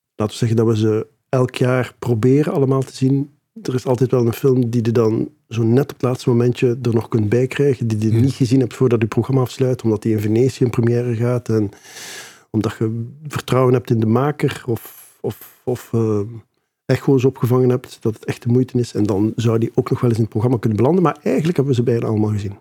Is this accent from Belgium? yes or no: yes; Ghent, Flanders, Belgium; Ik ben mhm. geboren en getogen in Gent